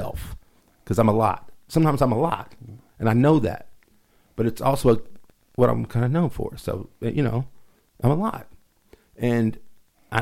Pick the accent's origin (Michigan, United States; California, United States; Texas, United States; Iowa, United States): Texas, United States; Lubbock; I'm from Lubbock